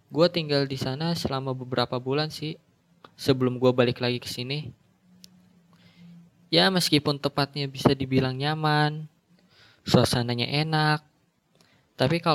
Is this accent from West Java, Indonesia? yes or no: yes; Bekasi, West Java, Indonesia; also born or lived in Jakarta; Gue lahir di Jakarta, tapi tinggalnya di Bekasi. Ya, di sana hitung-hitung numpang lahir doang.